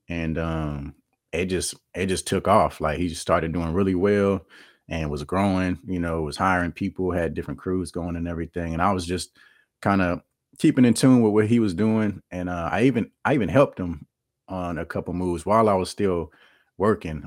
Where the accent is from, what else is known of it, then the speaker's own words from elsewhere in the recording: Kansas City, Missouri, United States; I'm from Kansas City, Missouri, born and raised